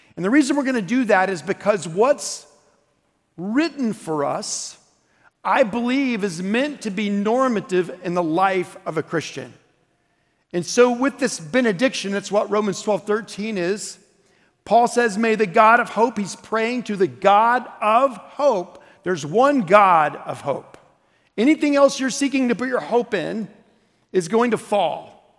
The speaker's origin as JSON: {"language": "English", "region": "Oklahoma", "country": "United States", "said": "I'm from Oklahoma"}